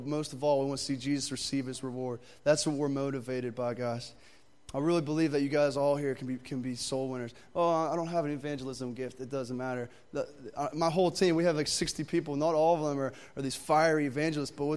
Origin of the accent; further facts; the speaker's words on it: Pittsburgh, Pennsylvania, United States; I'm actually from Pittsburgh